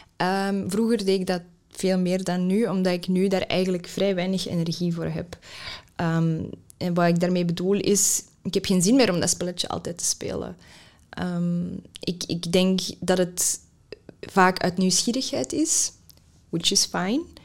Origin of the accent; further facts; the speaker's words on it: Mechelen, Flanders, Belgium; first language Dutch; Ik ben hier opgegroeid voor het grootste deel. Ik heb, mijn moedertaal is Nederlands.